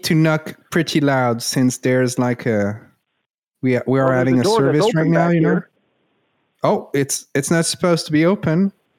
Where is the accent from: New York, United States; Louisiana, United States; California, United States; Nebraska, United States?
Louisiana, United States; Of course. I'm from Louisiana, you know?